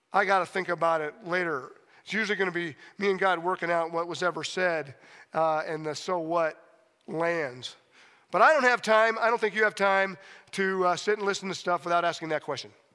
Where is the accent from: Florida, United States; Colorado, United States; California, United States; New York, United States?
Colorado, United States; Steamboat Springs; I love being in Steamboat. Uh, it's my hometown. I graduated from high school here